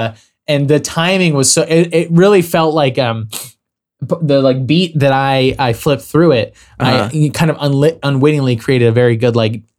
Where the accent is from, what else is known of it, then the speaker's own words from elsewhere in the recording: New Mexico, United States; I grew up in the Boy Scouts. We used to, and I lived where I grew up in southern New Mexico. It was like, because it's, you know, just outside the city limits is just empty desert.